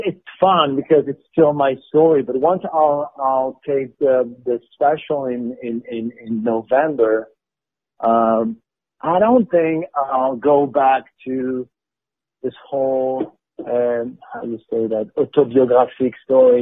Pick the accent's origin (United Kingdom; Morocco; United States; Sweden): Morocco; English is a second language; moved away; also born or lived in Montreal, Canada / France; I was born and raised in Morocco. Um, then I moved to Canada. I lived in Montreal for four years.